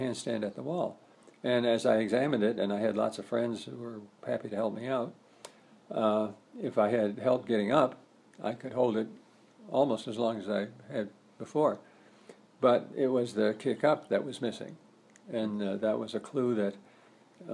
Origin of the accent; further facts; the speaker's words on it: Colorado, United States; also born or lived in Tucson, Arizona; when Carolyn and I moved away from Tucson back to our home state of Colorado